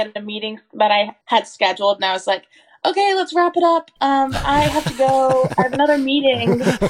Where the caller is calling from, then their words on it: Asheville, North Carolina, United States; also born or lived in New Bern, North Carolina; I'm calling in from New Bern, North Carolina. I live in Asheville, but I'm here for a little while.